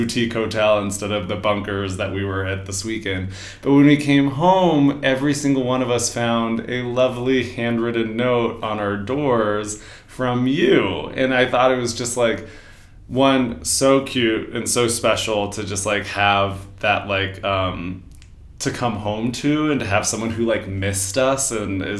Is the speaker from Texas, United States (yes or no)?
no; Denver, Colorado, United States; moved away; I am from Denver, Colorado